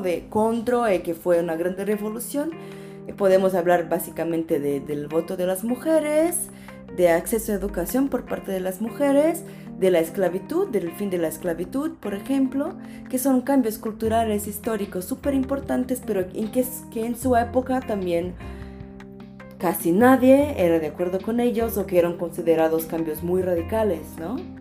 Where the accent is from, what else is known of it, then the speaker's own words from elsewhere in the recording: Brazil; moved away; also born or lived in Coimbra, Portugal; vengo de Brasil